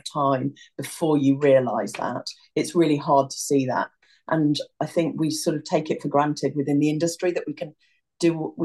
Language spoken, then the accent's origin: English; Newport, West Midlands, United Kingdom; I grew up near Newport, not far from Harper Adams Agriculture College